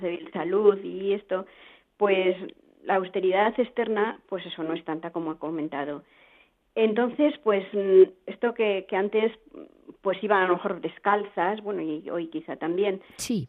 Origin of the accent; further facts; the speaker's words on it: Spain; nosotros además somos castellanos